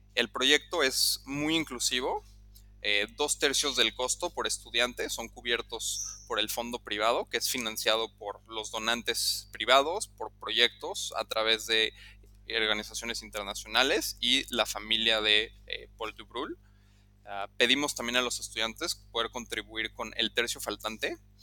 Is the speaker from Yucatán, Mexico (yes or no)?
no; Mexico City, Mexico; moved away as an adult; also born or lived in Lausanne, Switzerland; now in Cambodia; yo soy originario de la Ciudad de México